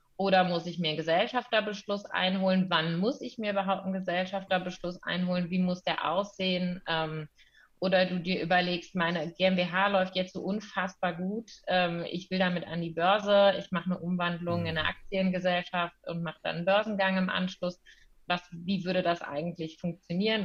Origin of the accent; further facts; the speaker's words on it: Cologne, North Rhine-Westphalia, Germany; also born or lived in Münster; ich komme aus Köln ursprünglich, ähm, bin jetzt auch wieder in Köln